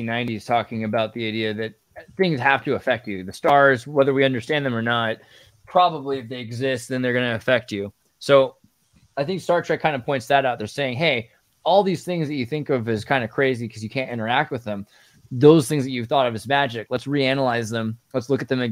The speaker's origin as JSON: {"language": "English", "region": "California", "country": "United States", "tie": "born or raised there", "said": "growing up in California"}